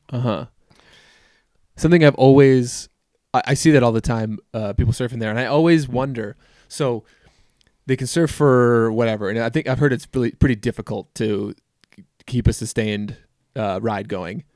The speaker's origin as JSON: {"language": "English", "region": "Minnesota", "country": "United States", "tie": "born or raised there", "moved": "yes", "said": "I grew up in Minnesota"}